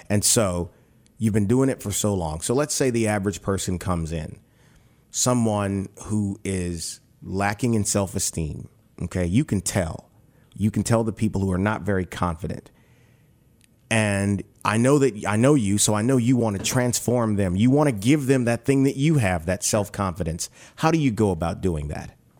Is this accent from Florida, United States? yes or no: no; New Roads, Louisiana, United States; I'm a country boy. I'm from New Roads, Louisiana